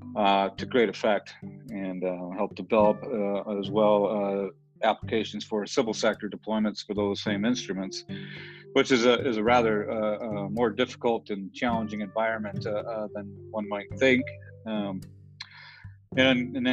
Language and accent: English; Detroit, Michigan, United States; now in Denver, United States; I grew up in Michigan, the Detroit area